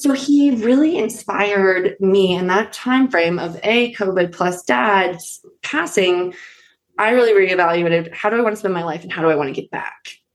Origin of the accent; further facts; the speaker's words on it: East Coast, United States; now in Colorado, United States; I'm from the East Coast originally